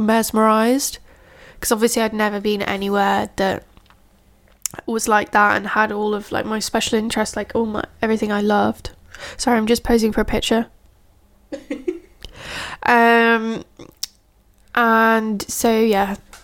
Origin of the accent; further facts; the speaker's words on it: Yorkshire and the Humber, United Kingdom; I'm from Yorkshire.